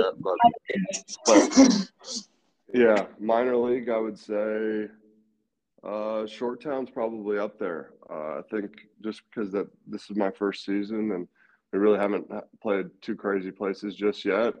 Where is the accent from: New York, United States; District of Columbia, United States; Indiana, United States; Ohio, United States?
Ohio, United States; Columbus; I grew up in Columbus, Ohio